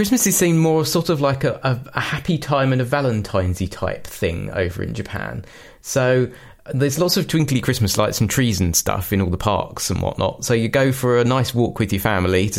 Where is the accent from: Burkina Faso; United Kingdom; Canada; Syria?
United Kingdom; we in the UK, we have the Queen's speech